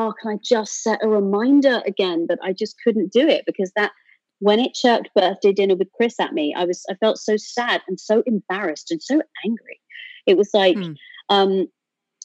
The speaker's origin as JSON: {"language": "English", "country": "United Kingdom", "said": "I'm a British atheist"}